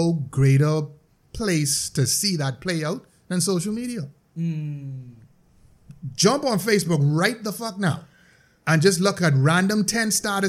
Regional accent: Nassau, New Providence, Bahamas; now in Grand Bahama, Bahamas; I'm from Nassau.

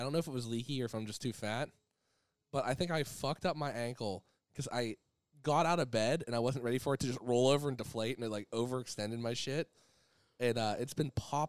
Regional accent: Appalachia, United States; also born or lived in West Virginia; now in Chicago, United States; growing up in Appalachia.

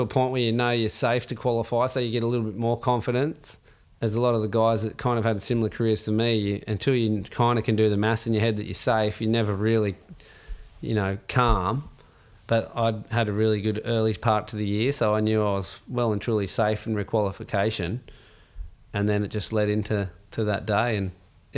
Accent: Tathra, New South Wales, Australia; when I grew up in Tafra

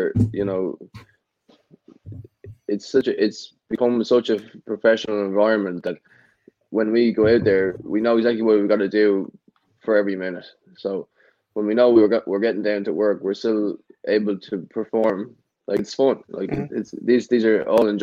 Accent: Ireland; moved away; growing up in Ireland

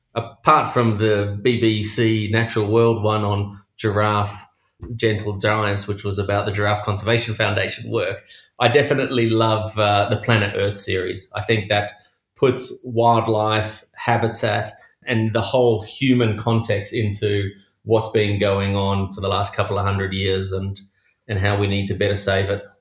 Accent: Australia; Being an Australian

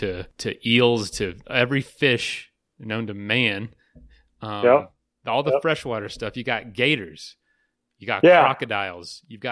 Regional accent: Florida, United States; moved away; I'm from Florida too, and growing up there, you kind of get your rut in your rut of what you experience, what you go see

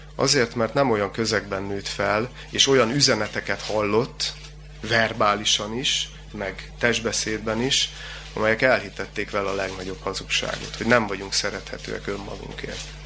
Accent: Gyula, Békés, Hungary; Én gyulai születésű vagyok

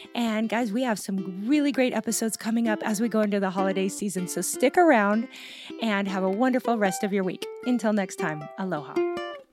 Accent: Gig Harbor, Washington, United States; my hometown of Gig Harbor, Washington

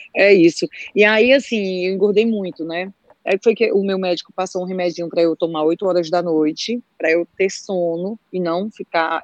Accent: Aracoiaba, Ceará, Brazil; sou de Aracoiaba, aqui do meu Ceará

